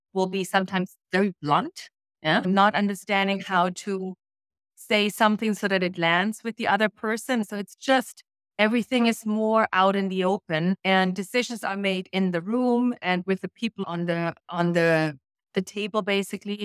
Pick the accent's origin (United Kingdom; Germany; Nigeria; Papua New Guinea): Germany; moved away as an adult; I grew up in East Germany